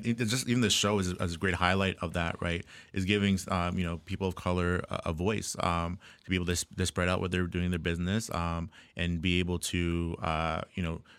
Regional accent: Jamaica; I'm Black. I'm Jamaican.

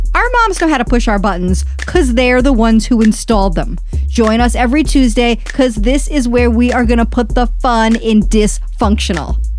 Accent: New York City, New York, United States; I'm from Queens, and I never admitted, I just say New York

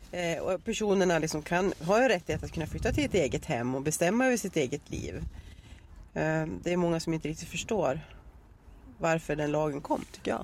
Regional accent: Arbrå, Gävleborg County, Sweden; moved away as an adult; now in Dalarna, Sweden; jag eh, är uppvuxen, jag är ju född i Arbro, Bollnäs kommun i Hälsingland

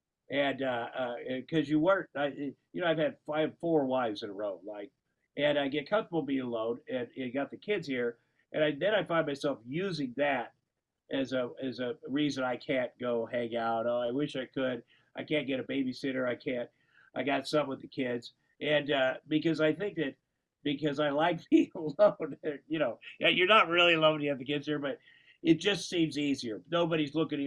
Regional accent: Iowa, United States; I grew up in Tomo, Iowa

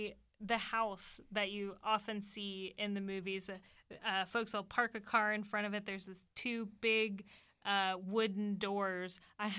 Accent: southwestern Ohio, United States; We're from Ohio. We're in southwestern Ohio.

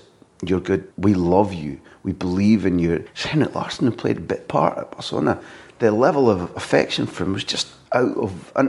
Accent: Croy, Scotland, United Kingdom; I was born and brought up in Croy.

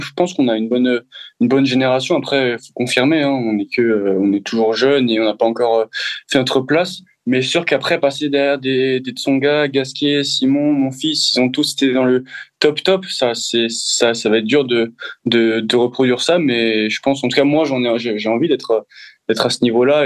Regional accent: France

